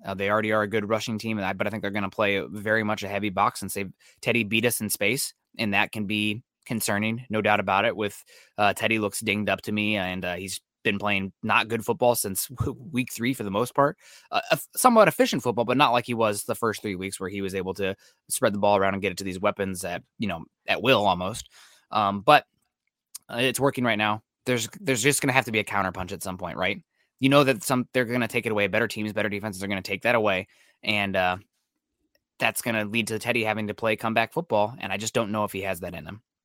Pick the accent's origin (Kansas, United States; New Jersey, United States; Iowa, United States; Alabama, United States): Iowa, United States; moved away; my hometown in Iowa